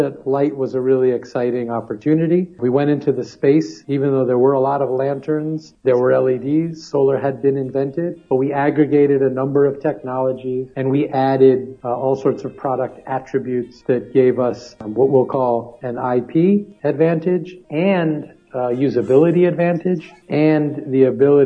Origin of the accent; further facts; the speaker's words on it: New York City, New York, United States; I grew up in New York City